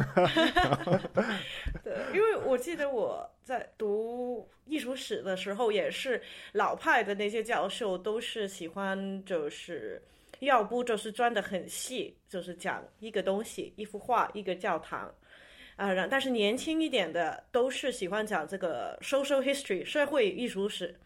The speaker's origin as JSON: {"language": "Chinese", "country": "Hong Kong", "tie": "born or raised there", "said": "我就是南方香港长大的"}